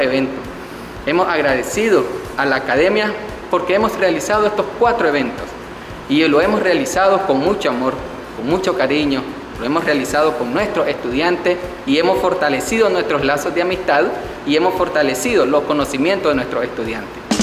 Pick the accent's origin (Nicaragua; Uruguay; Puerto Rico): Nicaragua; Caribbean Coast of Nicaragua; nosotros somos como costeños